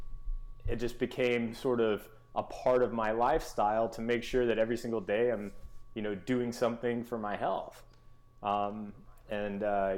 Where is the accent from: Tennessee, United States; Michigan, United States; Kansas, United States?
Tennessee, United States; Memphis; I grew up in Memphis, Tennessee.